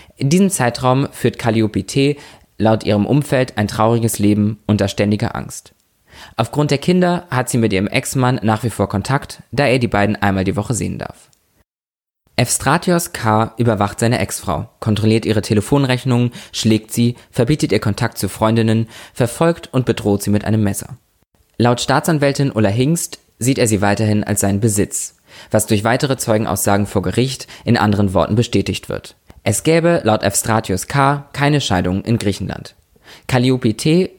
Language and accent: German; Lübeck, Schleswig-Holstein, Germany; now in Berlin, Germany; Gebürtig komme ich aus Norddeutschland